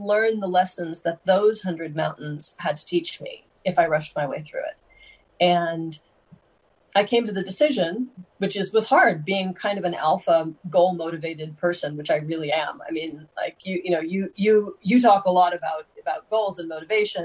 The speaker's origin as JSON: {"language": "English", "country": "United States", "said": "being an American"}